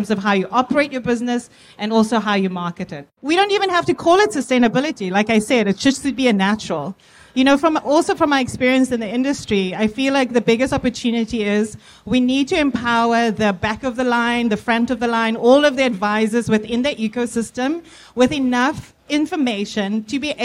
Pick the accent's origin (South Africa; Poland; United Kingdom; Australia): South Africa; now in United States; I am South African, based in the US.